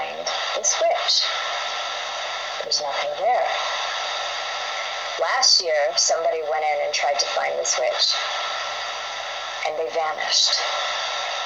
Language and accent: English; United States; I'm an American